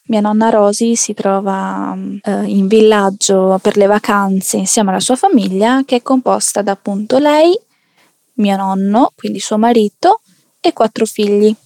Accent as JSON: {"language": "Italian", "town": "Naples", "region": "Campania", "country": "Italy", "tie": "born or raised there", "moved": "yes", "lives_now": "Province of Venice, Italy", "said": "abito in provincia di Venezia, anche se eh, di famiglia anche io eh, sono nata mm, a Napoli, in Campania"}